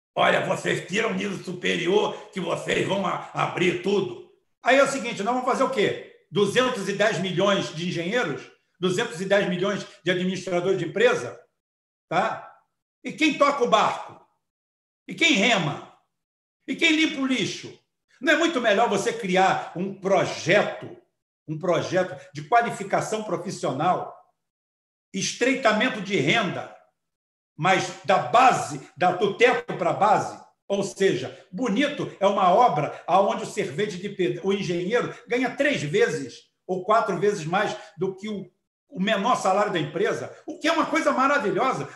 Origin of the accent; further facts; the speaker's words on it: Itaboraí, Rio de Janeiro, Brazil; eu sou daqui de Itaboraí